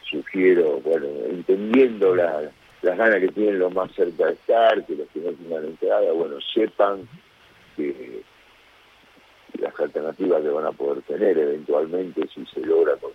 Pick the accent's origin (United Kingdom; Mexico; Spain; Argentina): Argentina; moved away as an adult; now in Brazil; como argentino